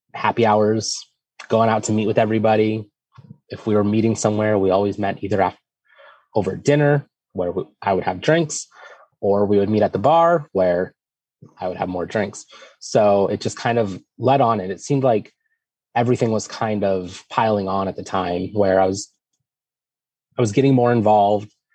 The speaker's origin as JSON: {"language": "English", "town": "Erie", "region": "Pennsylvania", "country": "United States", "said": "I'm from Erie, Pennsylvania"}